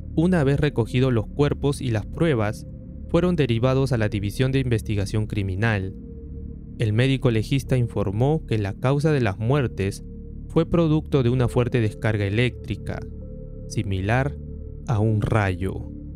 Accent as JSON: {"language": "Spanish", "country": "Peru", "said": "quienes somos de Perú"}